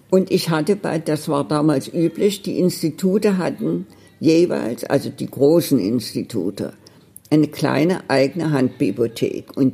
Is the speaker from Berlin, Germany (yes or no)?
yes; Berlin, Germany; Ich komme aus Berlin.